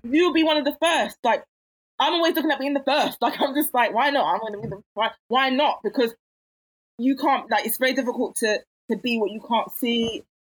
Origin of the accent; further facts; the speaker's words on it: London, United Kingdom; I was raised in Catford.